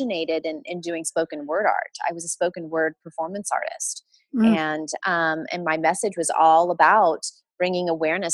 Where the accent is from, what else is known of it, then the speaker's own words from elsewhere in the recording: United States; as an American woman